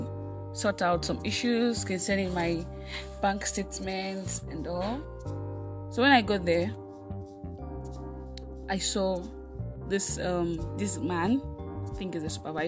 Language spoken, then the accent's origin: English; Osun, Nigeria; also born or lived in Kogi State (ancestral origin); I was birthed in Nigeria, actually. In Osun State, to be precise, although I'm originally from Kogi State